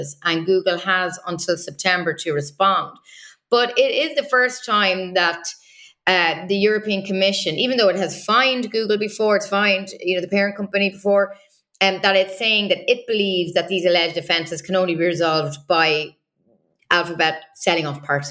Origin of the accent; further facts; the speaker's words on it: Ireland; first language English; now in Brussels, Belgium; People may hear from my accent. I'm originally from Ireland, so I'm a, you know, native English speaker.